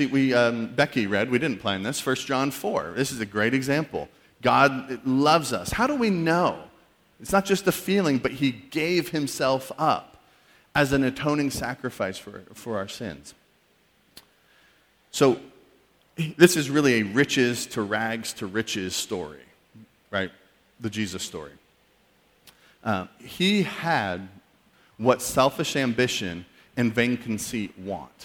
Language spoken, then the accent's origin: English; New England, United States; also born or lived in Missouri; I'm from New England, went to college in Missouri